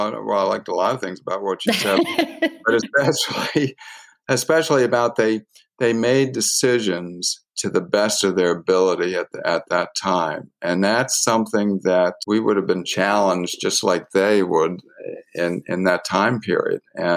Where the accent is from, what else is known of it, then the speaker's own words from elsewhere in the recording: Alexandria, Virginia, United States; My roots are from that area. My parents are from that area, and Pennsylvania Dutch was what I grew up with. And that's growing up in Alexandria, Virginia.